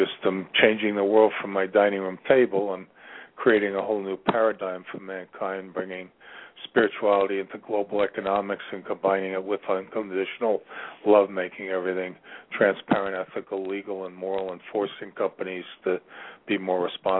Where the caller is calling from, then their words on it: Ashland, Virginia, United States; I'm calling from Virginia